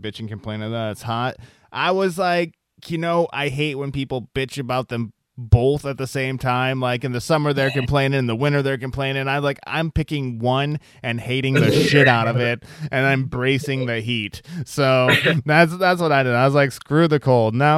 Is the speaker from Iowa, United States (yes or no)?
yes; Iowa, United States; now in Los Angeles, United States; since I'm from Iowa.